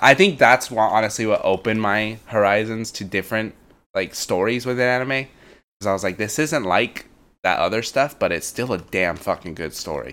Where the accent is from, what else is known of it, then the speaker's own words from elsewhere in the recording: United States; growing up as an American